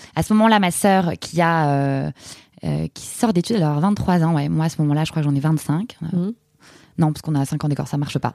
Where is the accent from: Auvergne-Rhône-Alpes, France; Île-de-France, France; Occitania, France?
Île-de-France, France; Paris; moved away as an adult; also born or lived in Buenos Aires, Argentina; je suis une Parisienne 100%. Euh, j'ai fait mes études entre saint de passy La Tour